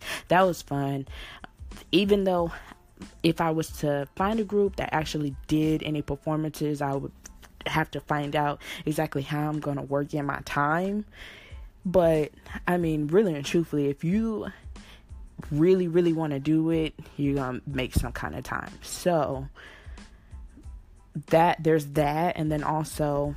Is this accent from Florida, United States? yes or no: no; California, United States; I'm from California